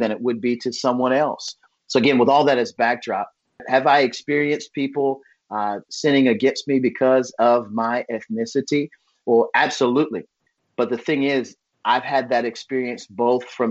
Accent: United States; I grew up in America

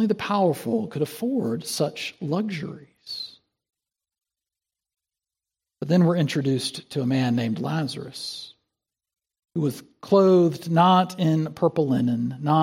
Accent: South Carolina, United States; moved away; In my home state of South Carolina, we've got the Gray Man. There was an old truss bridge between my hometown and the state capital

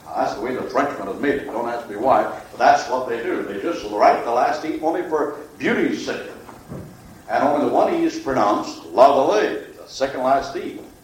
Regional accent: Dunmore, Pennsylvania, United States; I'm not a foreigner from Italy. Dunmore, Pennsylvania is not in Italy.

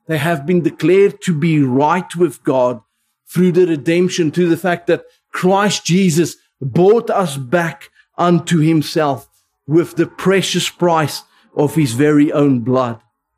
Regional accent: South Africa; first language Afrikaans; English is a second language; now in United Kingdom; I grew up Afrikaans in the Dutch Reformed Church

